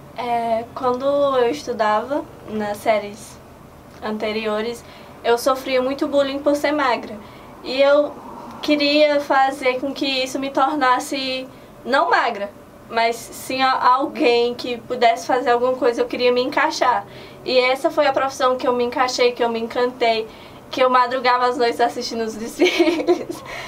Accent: Antonina do Norte, Ceará, Brazil; eu sou do interior, eu sou de Antonina do Norte

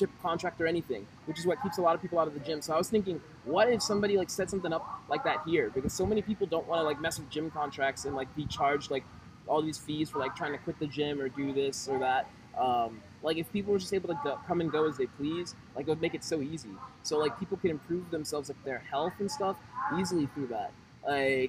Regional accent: Atlanta, Georgia, United States; moved away as an adult; also born or lived in Shanghai, China; now in Massachusetts, United States; I'm originally from Atlanta, like I said, and, like, that's where I was staying before

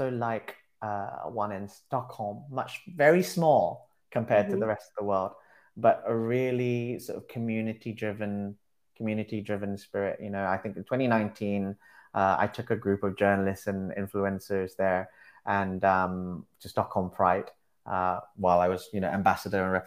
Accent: London, United Kingdom; born and bred Londoner

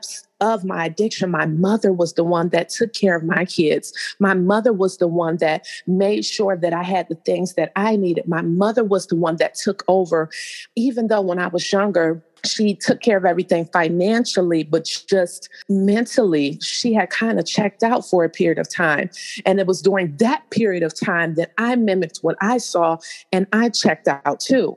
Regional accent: Cleveland, Ohio, United States; also born or lived in San Diego, California; I'm from Cleveland, Ohio. I was actually born in San Diego, California, but I came here as a child after my parents had gotten a divorce.

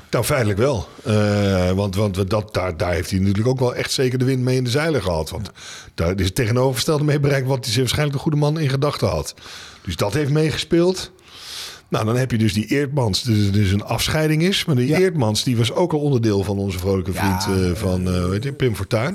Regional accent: Netherlands; als Nederlanders

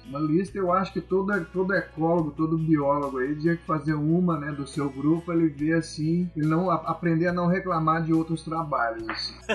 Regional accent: Minas Gerais, Brazil; moved away as an adult; also born or lived in Santa Catarina; Eu sou mineiro, né? Então em Minas Gerais nós não temos o mar

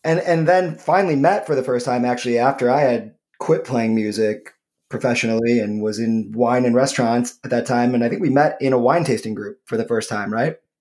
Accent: Michigan, United States; my home state of Michigan

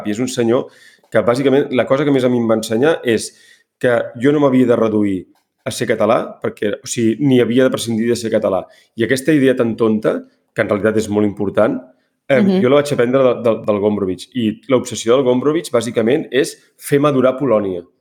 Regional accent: Catalonia, Spain; perquè no som uns desertors, perquè som catalans.

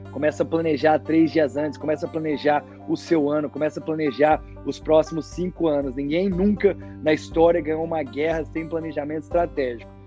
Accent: Espírito Santo do Pinhal, São Paulo, Brazil; eu nasci em Espírito Santo do Pinhal, interior de São Paulo

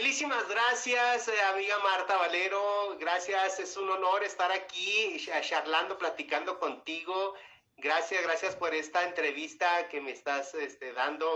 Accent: Chihuahua, Mexico; accent: Chihuahua; now in Mexico City, Mexico; yo soy de Chihuahua, pero ya radico aquí en México.

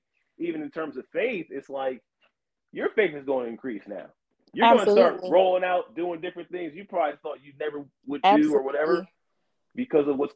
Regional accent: Delaware, United States; I'm from Delaware

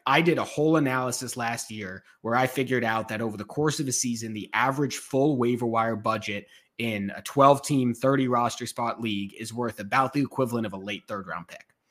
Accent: Boston, Massachusetts, United States; I grew up in Boston

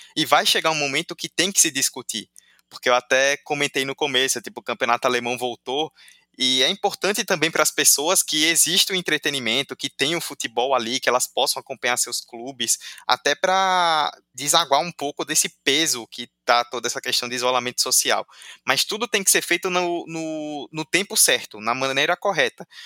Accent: Sergipe, Brazil; nós que somos daqui, né? Gravamos daqui de Sergipe

